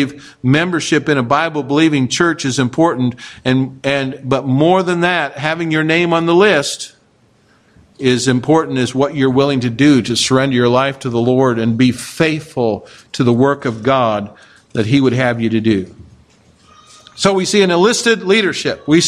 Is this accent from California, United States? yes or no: no; Kansas, United States; moved away; I'm from Kansas